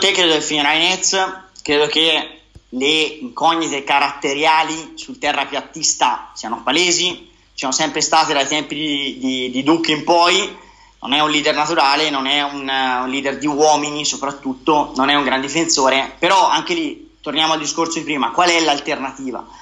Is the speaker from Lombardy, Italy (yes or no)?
no; Siena, Tuscany, Italy; da buon senese